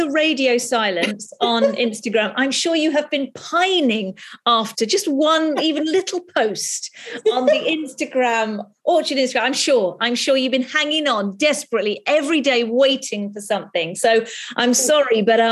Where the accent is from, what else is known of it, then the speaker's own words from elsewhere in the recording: United Kingdom; we're British